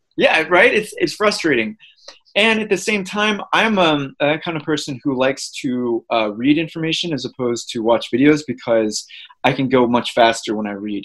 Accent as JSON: {"language": "English", "town": "St. Louis", "region": "Missouri", "country": "United States", "tie": "born or raised there", "moved": "as an adult", "said": "I grew up in St. Louis, Missouri"}